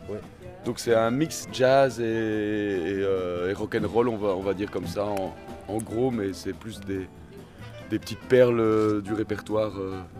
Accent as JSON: {"language": "French", "town": "Brussels", "region": "Brussels-Capital Region", "country": "Belgium", "said": "Ah non, on n'est pas de Laken. Moi je viens de Scarbeck"}